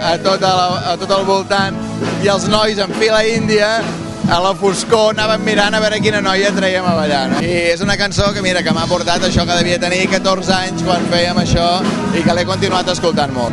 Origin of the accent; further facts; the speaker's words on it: Taradell, Catalonia, Spain; a Taradell, al meu poble